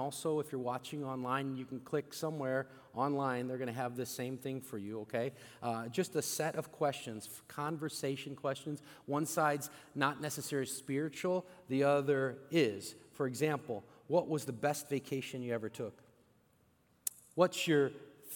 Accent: St. Louis, Missouri, United States

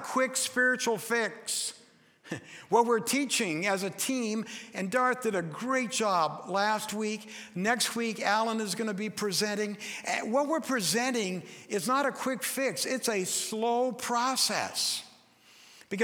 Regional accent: United States; as Americans

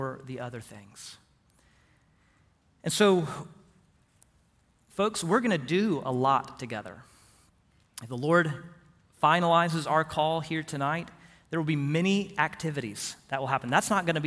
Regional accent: Houston, Texas, United States; moved away; my hometown, Houston, there are a lot of bayous down there

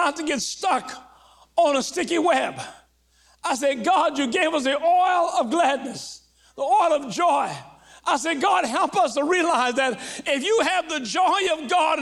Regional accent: Louisiana, United States; When I was growing up in Louisiana

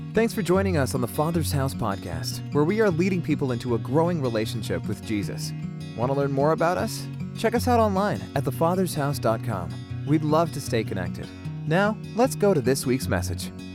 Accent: Australia; accent: Australian; moved away; as soon as I open my mouth, say, Where are you from? And I say, Australia

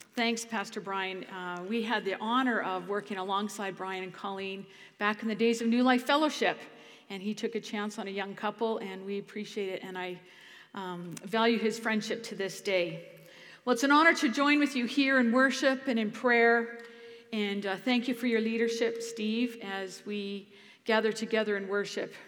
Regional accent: Canada; as a Canadian

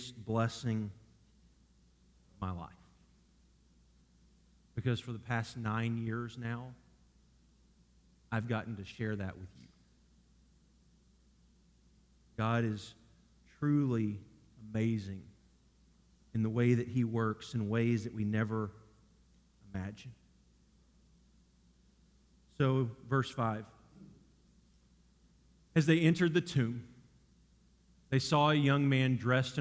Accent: Dallas, Texas, United States; also born or lived in Garland, Texas / Cleburne, Texas; growing up in Dallas area

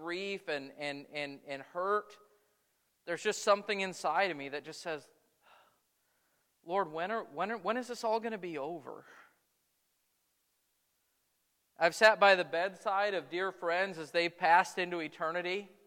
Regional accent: United States; as American Christians

